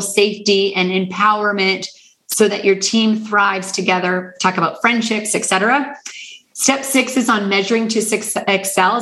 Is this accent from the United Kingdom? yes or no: no; Canada; I'm from Canada